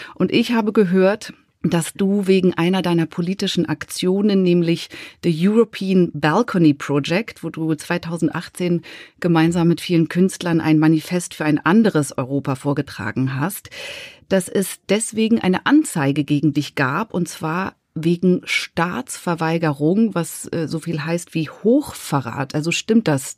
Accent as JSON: {"language": "German", "country": "Switzerland", "said": "ich als Schweizerin"}